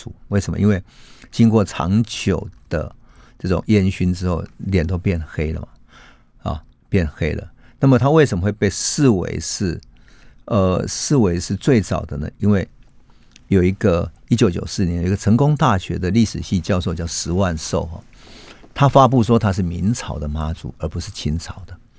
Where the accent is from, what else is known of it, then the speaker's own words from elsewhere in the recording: Taiwan; 我们台湾人啊，有一种传统的习俗，